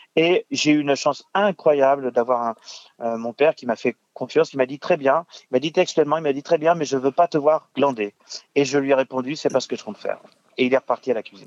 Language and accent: French; Tours, Centre-Val de Loire, France; also born or lived in Boulogne-Billancourt / Paris; j'ai fait euh, donc le conservatoire de Tours, puisque j'ai grandi à Tours